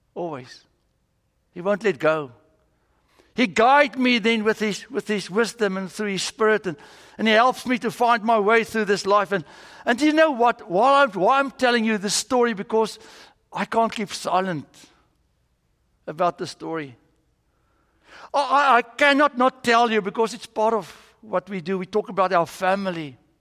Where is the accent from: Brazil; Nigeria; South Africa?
South Africa; moved away as an adult; now in United States; I'm from South Africa